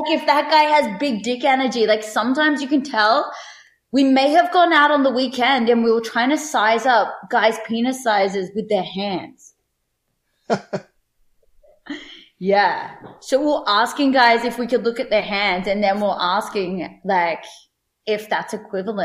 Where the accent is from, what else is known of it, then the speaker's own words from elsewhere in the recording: Australia; I'm your Aussie girl next door.